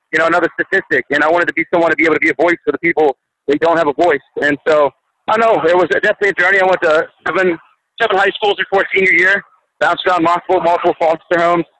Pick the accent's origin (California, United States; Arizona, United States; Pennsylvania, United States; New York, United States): Pennsylvania, United States; Pittsburgh; moved away as an adult; also born or lived in Birmingham, Alabama; now in Alabama, United States; I'm originally from Pittsburgh